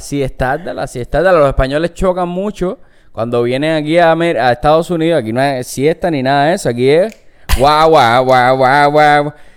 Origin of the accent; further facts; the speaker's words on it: Cuba; moved away as an adult; now in Los Angeles, United States; venía ya con 20 años de vivir en Cuba